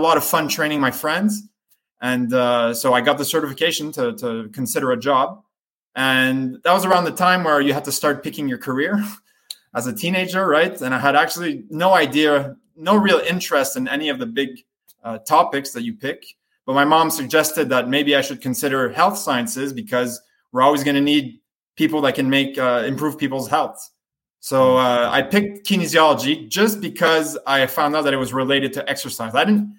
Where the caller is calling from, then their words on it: Montreal, Quebec, Canada; I'm calling from Montreal, Canada.